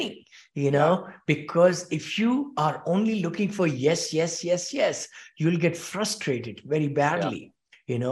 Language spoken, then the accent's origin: English; India; moved away as an adult; also born or lived in Bombay; now in Danville, United States; I'm from India originally. I grew up there and wanted to be a mechanical engineer